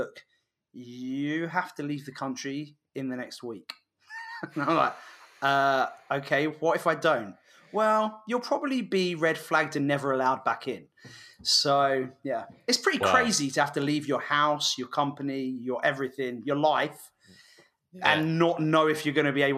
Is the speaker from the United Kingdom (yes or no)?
yes; England, United Kingdom; moved away as an adult; now in United States; being English